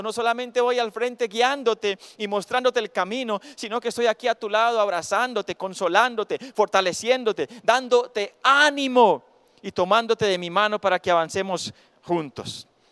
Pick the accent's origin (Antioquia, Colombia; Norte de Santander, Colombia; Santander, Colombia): Antioquia, Colombia; Cisneros; moved away; cuando vivía en Cisneros, mi tierra natal